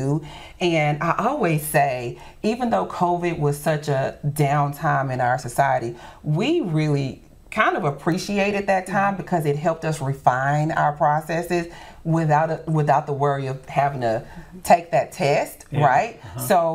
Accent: Shreveport, Louisiana, United States; Shreveport-Bossier is my home. I don't know any other place but Shreveport-Bossier. Lived here my entire life

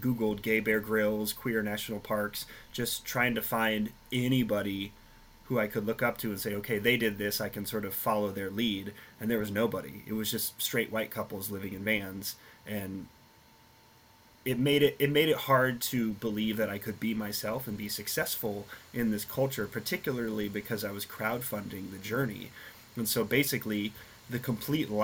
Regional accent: Nebraska, United States; moved away; I grew up in Nebraska

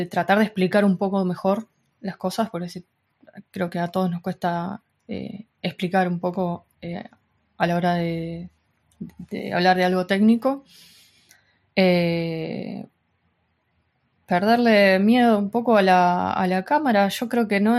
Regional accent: Argentina; now in Spain; desde que también me, vine de Argentina para España, hubo un corte muy grande

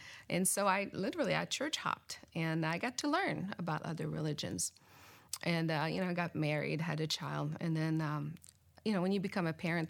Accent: Canada; now in Gaithersburg, United States; I grew up in Canada

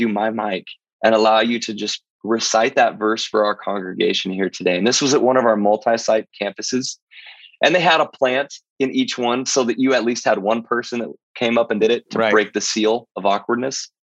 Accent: Missouri, United States; the church that I grew up in was in Missouri, in a town of 200 people

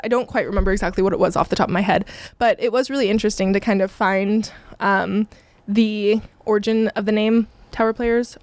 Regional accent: Simi Valley, California, United States; moved away; I'm from Southern California, about forty-five minutes north of Los Angeles in a little town called Simi Valley

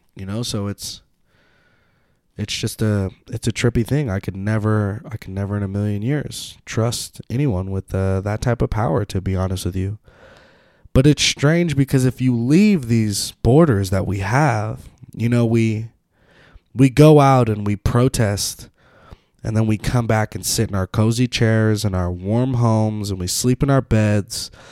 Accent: Petaluma, California, United States; I grew up in Petaluma

